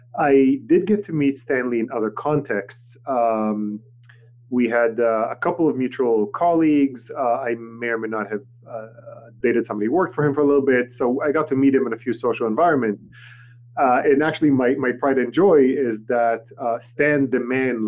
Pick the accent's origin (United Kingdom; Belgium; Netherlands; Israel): Israel; Tel Aviv, Tel Aviv District; first language Hebrew; English is a second language; moved away; I grew up in Tel Aviv, Israel